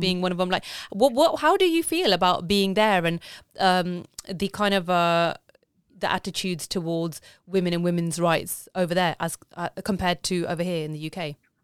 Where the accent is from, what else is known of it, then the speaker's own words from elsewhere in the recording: United Kingdom; I'm British, but I've been raised in a way